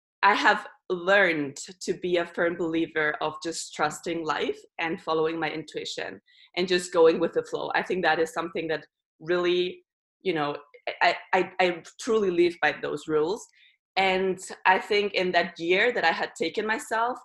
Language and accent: English; Barcelona, Catalonia, Spain; moved away; also born or lived in Germany; I was born in Germany, but then at the age of 3, I moved to Barcelona with my mom and grew up there